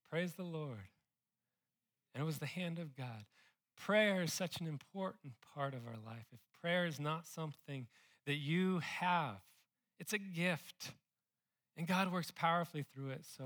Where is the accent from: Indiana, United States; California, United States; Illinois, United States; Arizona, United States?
California, United States; now in Austin, United States; I came from California. I do miss them a little bit.